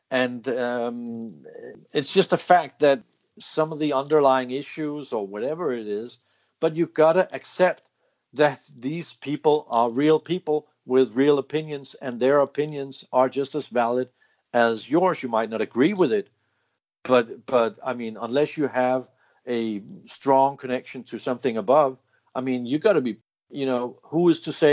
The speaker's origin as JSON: {"language": "English", "country": "United Kingdom", "said": "We we we are British. We can do this."}